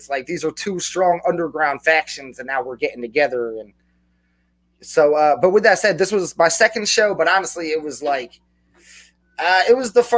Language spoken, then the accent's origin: English; New Jersey, United States; I'm from New Jersey. I'm real close to New York